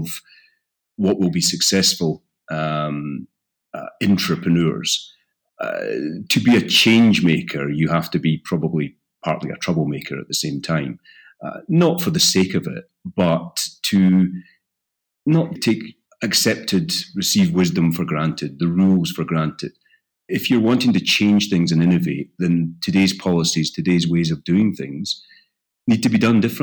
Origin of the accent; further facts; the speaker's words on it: Isle of Bute, west coast of Scotland, United Kingdom; accent: Scottish; I grew up on the Isle of Bute in the west coast of Scotland